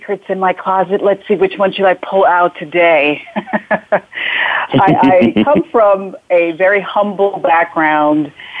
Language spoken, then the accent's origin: English; Jamaica; So I was born in Jamaica, in the back hills of Jamaica, and somehow, even when a child, as the child growing up, I knew there was something special or something I had to give.